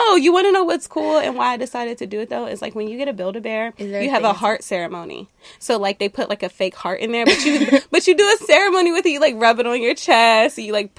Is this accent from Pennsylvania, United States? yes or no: yes; Pittsburgh, Pennsylvania, United States; now in Los Angeles, United States; I'm from Pittsburgh, Pennsylvania. And now I live in LA.